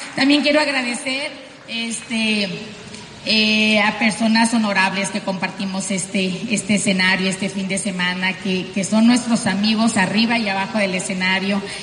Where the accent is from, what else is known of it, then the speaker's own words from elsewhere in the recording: Sonora, Mexico; accent: norteña; Nosotros somos pues mexicanos del norte, tú ya lo sabes, simplemente por mi vocerrón tan fuerte, norteña, eh, venimos de Sonora